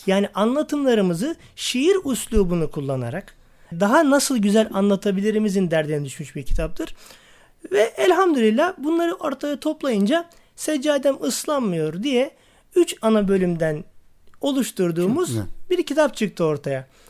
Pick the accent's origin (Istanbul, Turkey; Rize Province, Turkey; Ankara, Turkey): Istanbul, Turkey; also born or lived in Niksar, Tokat (ancestral); ben 1974 İstanbul doğumluyum. E, aslen Tokat Niksarlıyım. E, Başakşehir'de ikamet ediyorum.